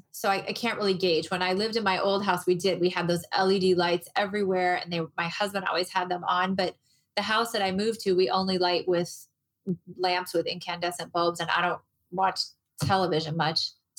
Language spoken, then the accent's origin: English; Moline, Illinois, United States; now in Arizona, United States; I moved to Arizona. So I grew up in the Midwest. I grew up in Moline, Illinois, and I felt just like everybody else feels there about mid-February.